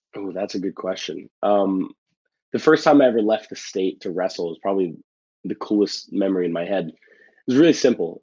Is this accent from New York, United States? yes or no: yes; New York City, New York, United States; I I grew up in the Bronx